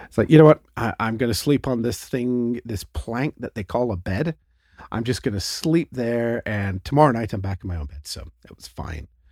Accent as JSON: {"language": "English", "country": "Canada", "said": "Canada is, you know, we're, we're, we think we're British, but we also think we're American"}